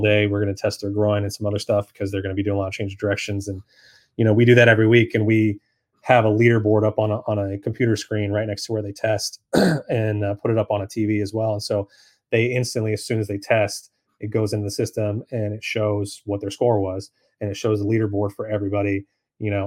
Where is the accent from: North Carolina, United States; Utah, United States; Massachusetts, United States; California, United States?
California, United States; Sacramento; moved away as an adult; also born or lived in San Diego / Beverly Hills / Reno / Minnesota; now in Charlotte, United States; I'm actually from Sacramento, California.